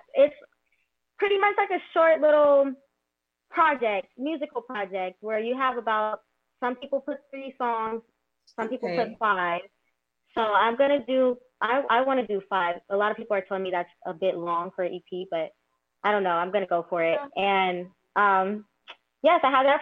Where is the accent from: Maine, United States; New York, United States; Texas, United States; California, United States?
California, United States; I'm from California as well.